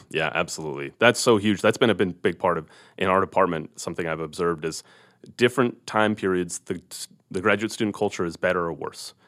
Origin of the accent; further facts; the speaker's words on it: California, United States; moved away as an adult; now in Missoula, United States; I grew up in California